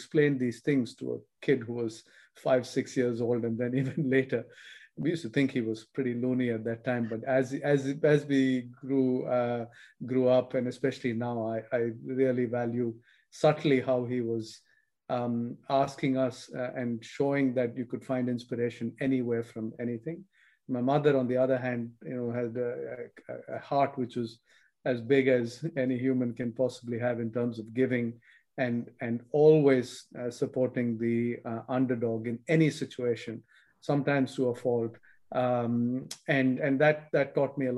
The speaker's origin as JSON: {"language": "English", "country": "India", "tie": "born or raised there", "also_born_or_lived": "United States", "moved": "as an adult", "said": "I grew up in India and didn't leave India till I was in my 20s, early 20s to study in the US."}